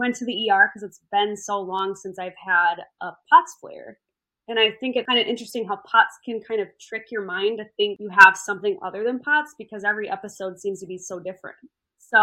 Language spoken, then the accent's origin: English; southwest Minnesota, United States; moved away as an adult; also born or lived in Arizona; my hometown is a small town in southwest Minnesota